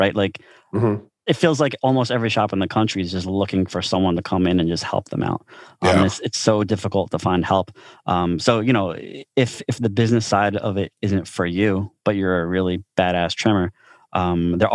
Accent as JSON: {"language": "English", "town": "Philadelphia", "region": "Pennsylvania", "country": "United States", "tie": "born or raised there", "said": "I grew up in South Philly with an Italian neighborhood"}